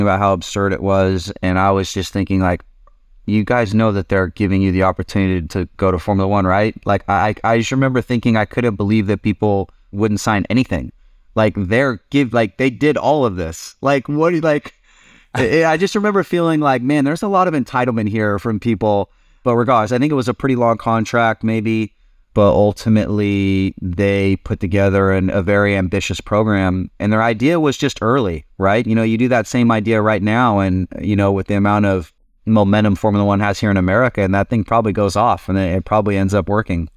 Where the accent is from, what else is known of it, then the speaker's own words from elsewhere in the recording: California, United States; moved away as an adult; also born or lived in Europe; we're kinda both from California